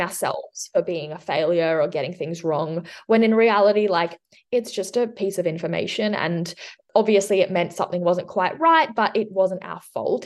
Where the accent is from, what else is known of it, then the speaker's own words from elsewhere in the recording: southwest of Western Australia, Australia; also born or lived in Switzerland; I'm from um, the southwest of Western Australia. I've lived here for about 20 years, but before that, I lived in Switzerland. So, I was born in Switzerland and we moved here when I was six.